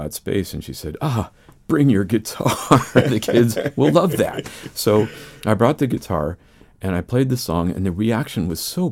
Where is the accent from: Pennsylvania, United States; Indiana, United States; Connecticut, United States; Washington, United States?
Pennsylvania, United States; moved away; I'm from Pennsylvania originally